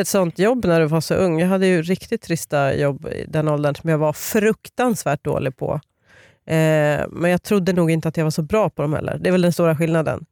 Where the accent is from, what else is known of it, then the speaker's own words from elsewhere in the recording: Sweden; Jag är också från Uppland